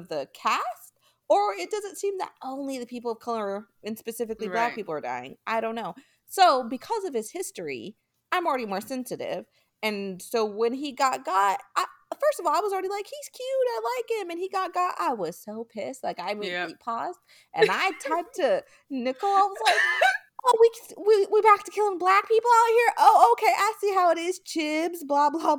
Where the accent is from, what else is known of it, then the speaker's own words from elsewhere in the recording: United States; accent: American; my American accent